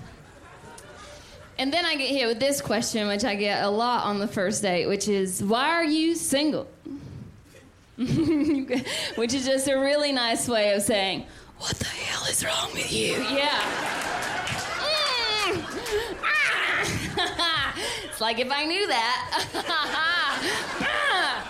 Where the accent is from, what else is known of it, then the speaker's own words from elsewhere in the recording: the South, United States; I'm from the South